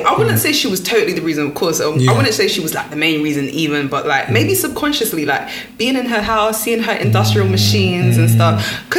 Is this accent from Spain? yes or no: no; Enfield, London, United Kingdom; I grew up in Enfield, innit? I went to primary school in Enfield, pretty much.